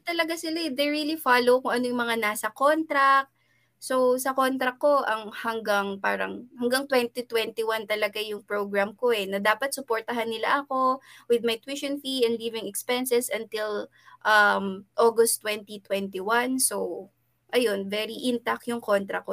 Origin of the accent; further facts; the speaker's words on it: Philippines; moved away as an adult; now in South Korea; hindi ako makauwi ng Pilipinas